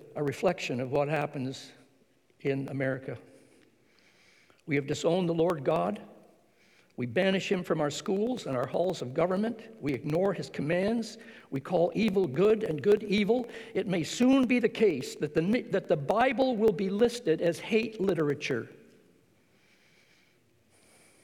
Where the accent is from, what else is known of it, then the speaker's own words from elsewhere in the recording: Ontario, Canada; My father raised us on American money because he worked across the border in Detroit